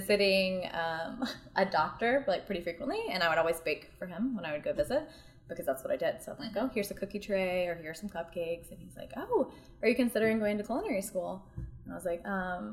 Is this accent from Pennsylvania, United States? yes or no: no; northeast Georgia, United States; moved away as an adult; also born or lived in Charlotte, North Carolina / Nashville / India; now in Chattanooga, United States; my hometown, which is northeast Georgia.